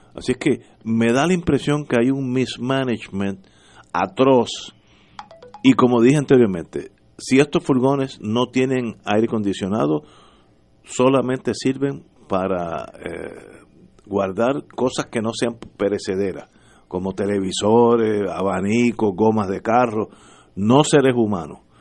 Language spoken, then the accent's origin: Spanish; Puerto Rico; uno es puertorriqueño